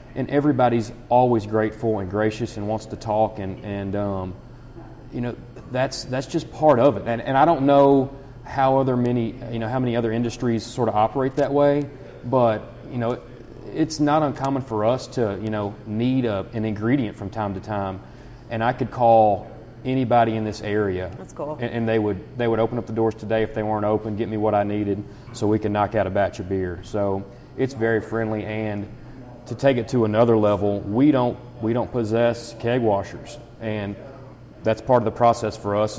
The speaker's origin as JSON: {"language": "English", "area": "Nicholas County", "region": "Kentucky", "country": "United States", "also_born_or_lived": "Paris, Kentucky", "lives_now": "Harrison County, United States", "said": "I am from Nicholas County"}